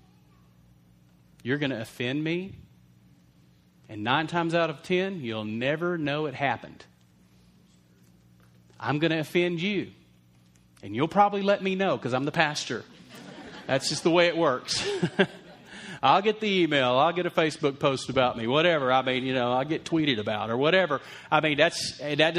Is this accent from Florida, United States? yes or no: no; Lubbock, Texas, United States; we grew up in Lubbock, Texas